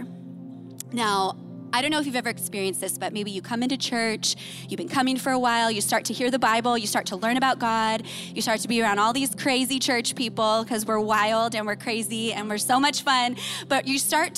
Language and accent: English; Imperial Beach, California, United States; I grew up in Imperial Beach